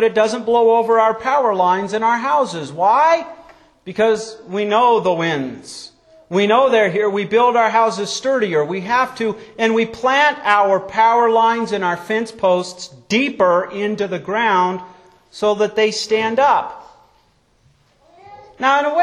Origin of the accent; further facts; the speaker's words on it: Wyoming, United States; When I was a child growing up in Wyoming